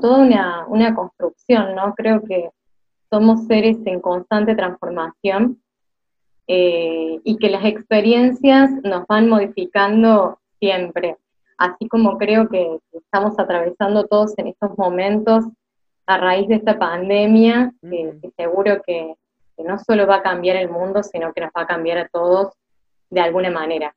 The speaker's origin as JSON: {"language": "Spanish", "region": "Córdoba", "country": "Argentina", "tie": "born or raised there", "accent": "tonada cordobesa", "said": "soy cordobesa, que la tonada es algo que nos acompaña desde la cuna."}